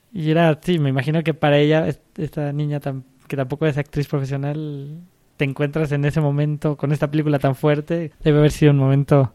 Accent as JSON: {"language": "Spanish", "country": "Mexico", "said": "aquí también en México estamos acostumbrados un poco a trabajar como los gringos"}